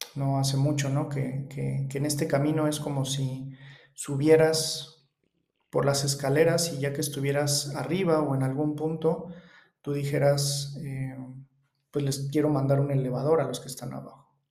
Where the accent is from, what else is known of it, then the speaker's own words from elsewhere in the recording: Mexico; vivo en México, soy mexicano.